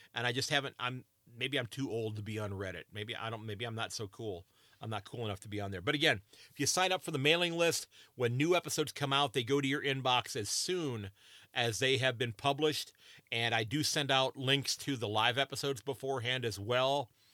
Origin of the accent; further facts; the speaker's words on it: United States; as an American